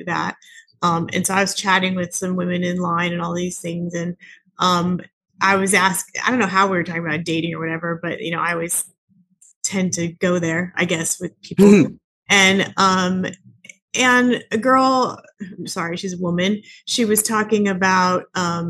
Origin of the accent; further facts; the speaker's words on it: Southern California, United States; I'm obviously from California. I'm from Southern California